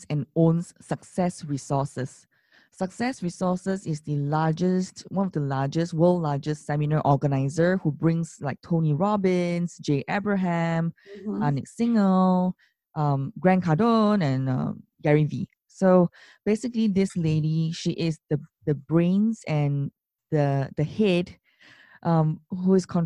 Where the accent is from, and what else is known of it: Singapore